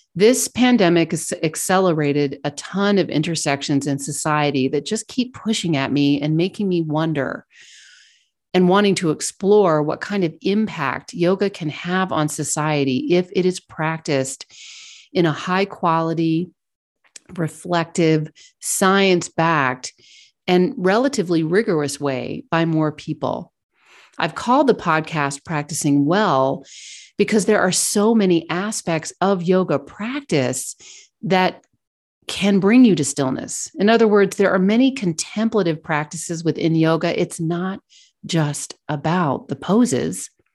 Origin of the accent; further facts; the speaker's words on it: Kentucky, United States; moved away as an adult; also born or lived in Virginia / New York / London / Hong Kong; I grew up in Kentucky